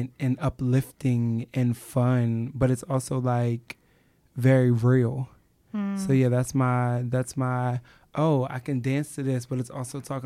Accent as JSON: {"language": "English", "area": "Eastern Shore", "region": "Maryland", "country": "United States", "tie": "born or raised there", "said": "I'm actually from a really rural area on the Eastern Shore"}